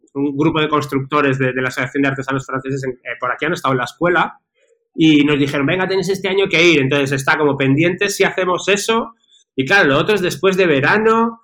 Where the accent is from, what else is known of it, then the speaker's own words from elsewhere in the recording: Madrid, Community of Madrid, Spain; ahora, resido en Madrid, soy original también de Madrid.